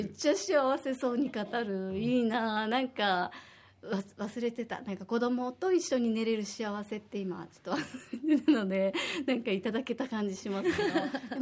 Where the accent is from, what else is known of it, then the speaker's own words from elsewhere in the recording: Osaka, Japan; moved away as an adult; now in Okinawa, Japan; 私は大阪出身で